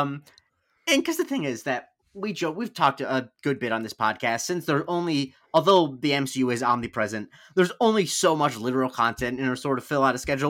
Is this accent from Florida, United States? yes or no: yes; Punta Gorda, Florida, United States; I grew up in Punta Gorda in Charlotte County